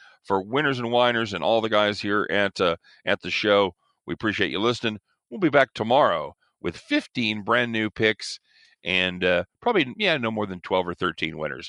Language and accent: English; Kansas City, United States; my hometown, Kansas City